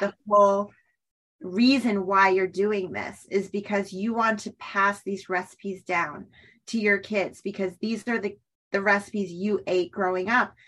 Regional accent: Weston, Massachusetts, United States; I'm from Weston. I grew up here

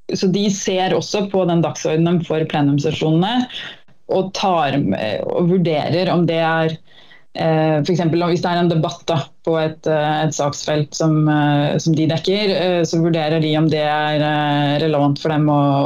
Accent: Norway; moved away as an adult; now in Brussels, Belgium; jeg er norsk

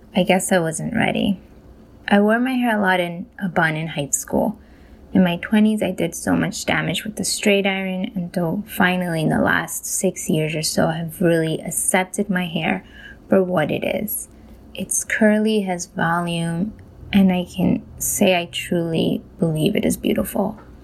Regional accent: Colombia; now in New York, United States; I was born in Colombia

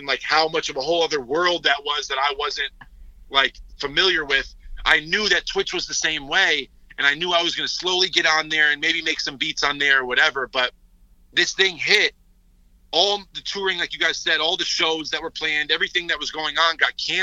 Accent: Connecticut, United States; I grew up in Connecticut.

